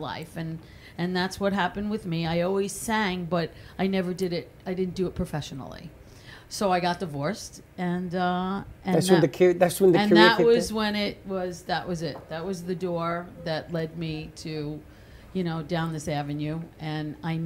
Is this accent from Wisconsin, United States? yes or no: no; Massapequa, New York, United States; I used to sing show tunes growing up in Massapequa